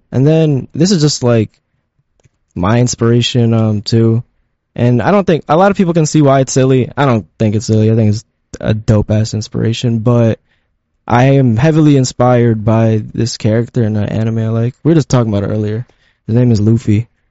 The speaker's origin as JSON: {"language": "English", "town": "Elizabeth", "region": "New Jersey", "country": "United States", "tie": "born or raised there", "also_born_or_lived": "Philippines", "said": "I grew up in Elizabeth"}